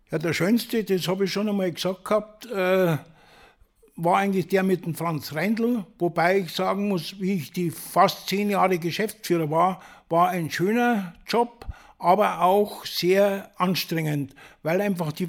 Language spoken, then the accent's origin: German; Reichersbeuern, Bavaria, Germany; Ich komme ja aus Reichersborn und Reichersborn ist ein kleiner Ort vor Bad Hölz.